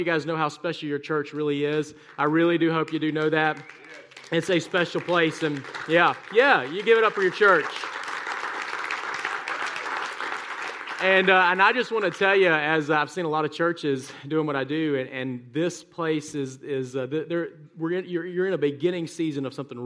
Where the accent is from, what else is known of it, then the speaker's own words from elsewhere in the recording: South Mississippi, United States; now in Birmingham, United States; I was raised in South Mississippi, tiny small town